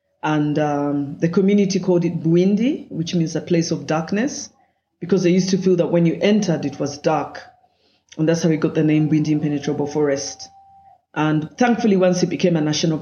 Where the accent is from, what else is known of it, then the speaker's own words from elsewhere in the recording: Kampala, Central Region, Uganda; I grew up in Kampala